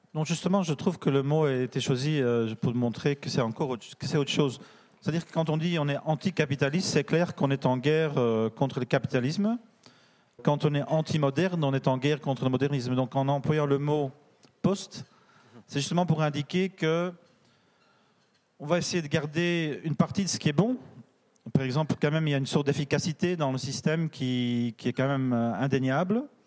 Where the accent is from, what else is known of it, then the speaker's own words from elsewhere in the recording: Belgium; je suis belge